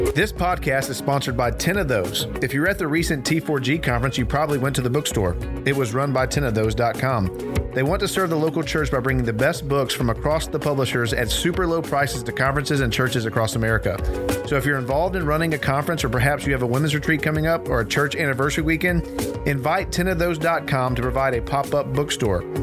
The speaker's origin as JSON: {"language": "English", "town": "Dallas", "region": "Texas", "country": "United States", "tie": "born or raised there", "said": "We grew up in Dallas"}